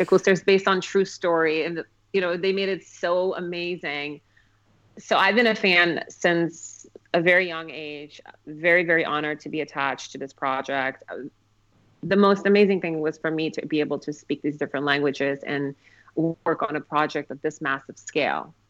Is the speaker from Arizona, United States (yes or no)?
yes; Phoenix, Arizona, United States; also born or lived in Kabul, Afghanistan / Moscow, Russia; Total Arizona girl as well. Yeah. yeah, I moved to Phoenix when I was 10 years old